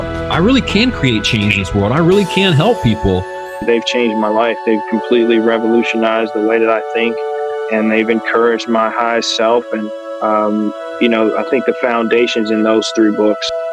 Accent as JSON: {"language": "English", "region": "London", "country": "United Kingdom", "tie": "born or raised there", "said": "I was born and raised in London"}